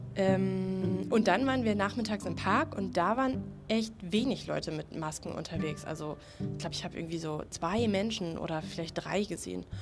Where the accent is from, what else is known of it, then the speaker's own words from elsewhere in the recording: Germany; bei uns in Deutschland